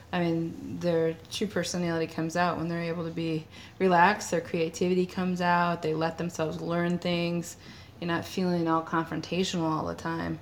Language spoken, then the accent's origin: English; Detroit, Michigan, United States; we're from the Detroit area